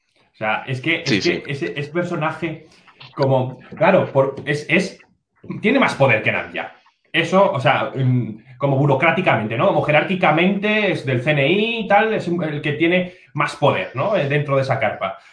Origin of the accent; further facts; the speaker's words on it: Zaragoza, Aragon, Spain; a mí como, como, como zaragozano